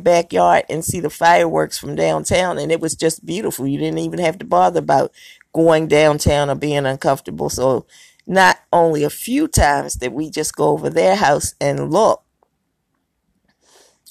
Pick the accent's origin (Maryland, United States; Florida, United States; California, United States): Maryland, United States; Baltimore; I grew up in Maryland and Baltimore